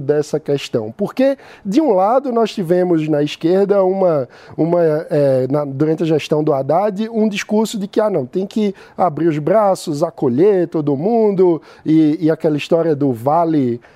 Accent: Recife, Pernambuco, Brazil; now in São Paulo, Brazil; eu sou um cidadão que decidi vir morar em São Paulo, nasci em Recife

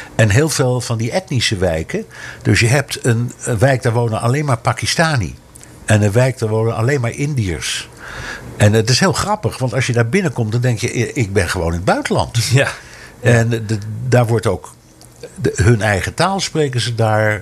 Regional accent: Amsterdam, North Holland, Netherlands; now in New York, United States; Ik ben opgegroeid in Amsterdam, vlak bij de pijp.

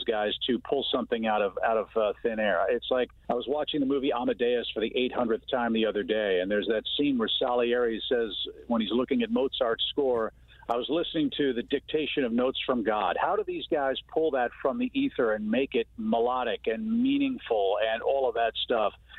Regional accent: Midwest, United States; moved away as an adult; now in Georgia, United States; I grew up in the Midwest. When I got to Georgia in 1983

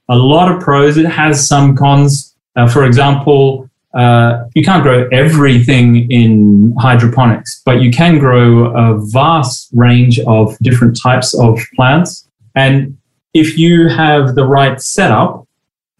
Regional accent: Australia; moved away; When I was a kid growing up in Australia

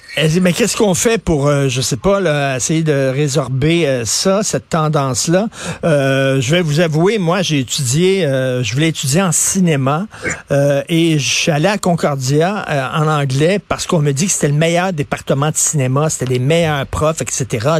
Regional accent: Montreal, Quebec, Canada; Je viens de Verdun

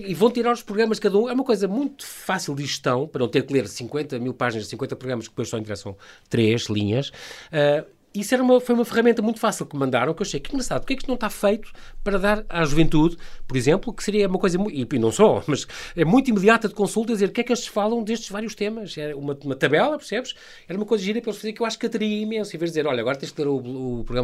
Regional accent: Lisbon, Portugal; e eu sou de Lisboa, imagina

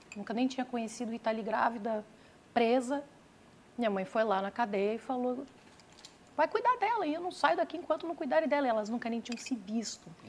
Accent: Serra da Cantareira, São Paulo, Brazil; Serra da Cantareira, onde eu morei, onde eu nasci

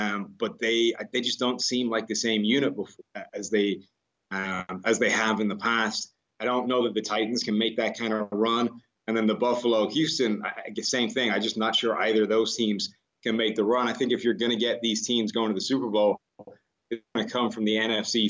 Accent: Ireland; now in United States; I come from Ireland

